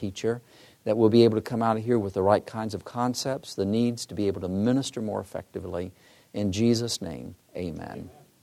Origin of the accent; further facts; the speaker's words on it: Michigan, United States; I'm from Michigan, too